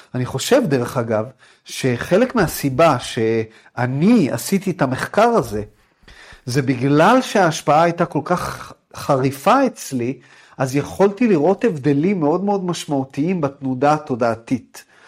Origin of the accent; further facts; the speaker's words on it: Jerusalem, Jerusalem District, Israel; moved away as an adult; also born or lived in United States; אני גדלתי בירושלים